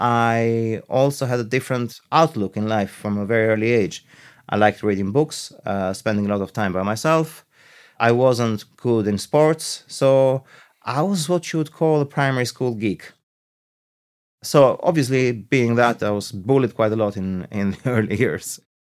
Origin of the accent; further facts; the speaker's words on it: Greece; also born or lived in Tirana, Albania; now in Ireland; I am a chef. I was born in Albania. I was raised in Greece. And I've spent actually the longest part of my life in Ireland.